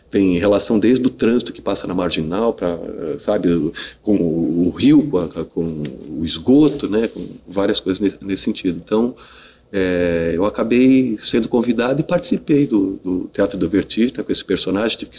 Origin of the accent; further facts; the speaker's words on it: Curitiba, Paraná, Brazil; now in São Paulo, Brazil; eu fui um dos primeiros atores que vinha de São que vinha de Curitiba eh, para São Paulo para fazer teste de vídeo.